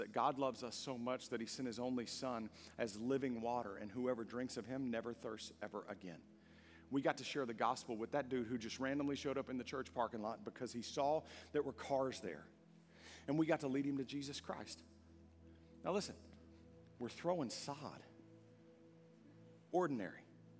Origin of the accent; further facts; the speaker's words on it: Longview, United States; No, I know where I am. I grew up here in Longview.